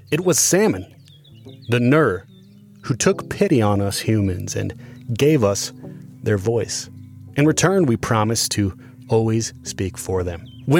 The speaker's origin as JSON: {"language": "English", "region": "Iowa", "country": "United States", "said": "I'm from Iowa."}